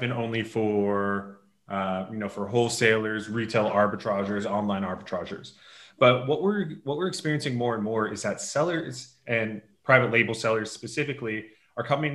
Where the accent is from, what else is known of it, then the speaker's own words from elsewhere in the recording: Los Angeles, California, United States; now in Tel Aviv, Israel; I'm originally from Los Angeles, California, but living in Tel Aviv now